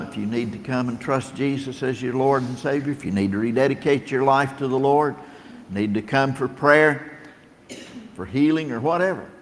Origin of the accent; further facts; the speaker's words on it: Tennessee, United States; also born or lived in Battle Creek, Michigan; I'm from Tennessee.